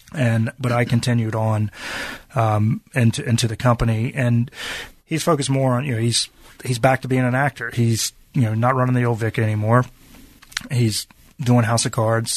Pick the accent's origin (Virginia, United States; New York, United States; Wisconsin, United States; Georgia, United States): Virginia, United States; growing up in Virginia